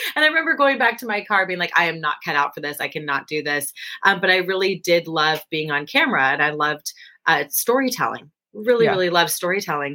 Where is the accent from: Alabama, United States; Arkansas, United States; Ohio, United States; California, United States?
California, United States; San Francisco Bay Area; now in Los Angeles, United States; I'm from the San Francisco Bay Area